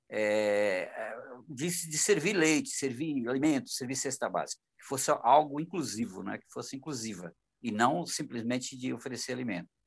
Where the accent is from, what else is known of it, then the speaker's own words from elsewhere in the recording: Bahia, Brazil; now in São Paulo, Brazil; eu estava planejando para voltar para minha terra né a Bahia